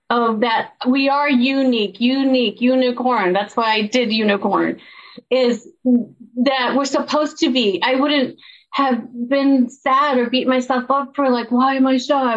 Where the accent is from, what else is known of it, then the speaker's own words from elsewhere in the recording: El Paso, Texas, United States; I grew up in El Paso, Texas, a border town